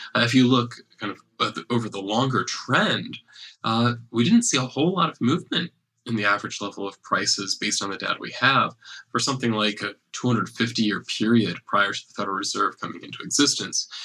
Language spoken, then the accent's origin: English; United States; I'm an American and I use US dollars